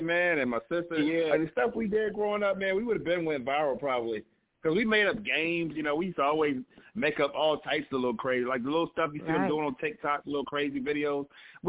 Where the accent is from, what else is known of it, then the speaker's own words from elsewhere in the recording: Hampton, Virginia, United States; now in Newport News, United States; I'm from Hampton, you know. I went to school out in Hampton, but I'm from this area, so all my life.